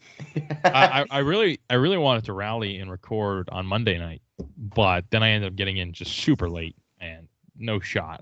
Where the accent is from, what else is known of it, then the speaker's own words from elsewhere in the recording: Boston, Massachusetts, United States; I was from Boston